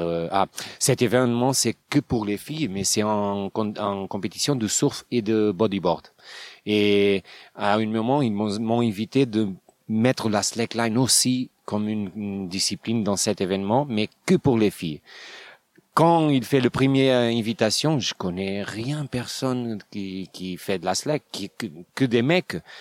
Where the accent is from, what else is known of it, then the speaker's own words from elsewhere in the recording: Portugal; French is a second language; je viens de Portugal, j'ai 38 ans